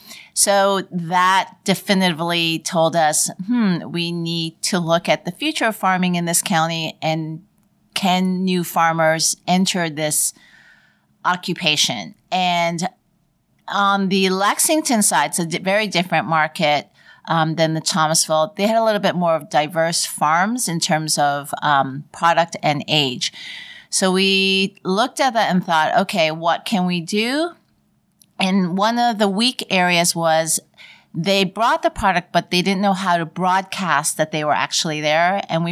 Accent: Toronto, Ontario, Canada; moved away; also born or lived in Vancouver; I'm from Toronto, and then I moved to Vancouver.

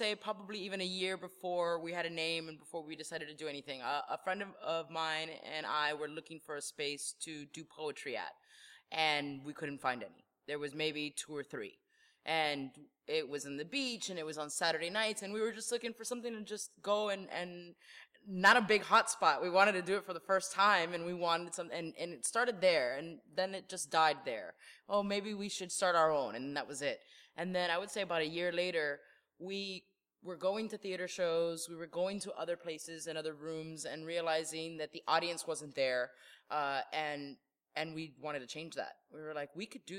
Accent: Miami Springs, Florida, United States; We're from Miami Springs. So we went to Miami Springs and used our, hey, we graduated from Miami Springs Senior High

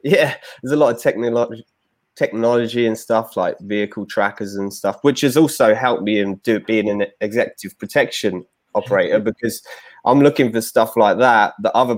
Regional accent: London, United Kingdom; accent: London; So I'm obviously English. You can tell by my accent from London.

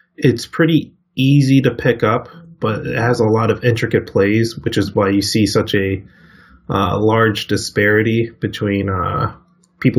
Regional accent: Virginia, United States; now in Seattle, United States; I live in Seattle, Washington now, and I'm originally from the East Coast in Virginia

